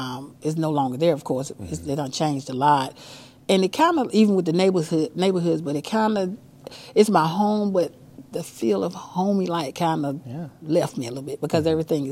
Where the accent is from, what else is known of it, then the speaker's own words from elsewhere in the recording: Chapel Hill, North Carolina, United States; also born or lived in Georgia; I grew up here, born and raised in Chapel Hill. Been here pretty much all my life. I left after about 2 years after high school, and I moved to Georgia. So I was down there for about 4 or 5 years.